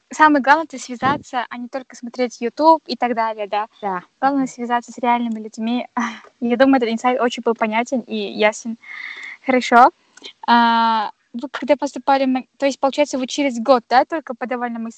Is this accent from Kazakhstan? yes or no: yes; Kazakhstan; ну это мы же казахи до конца